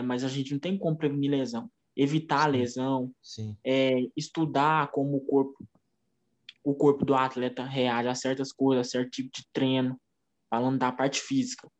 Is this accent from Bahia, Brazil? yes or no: no; Uberlândia, Minas Gerais, Brazil; eu não sou natural da cidade de Uberlândia, nasci em Patos de Minas, mas eu moro aqui em Uberlândia já tem 18, é, 18 anos.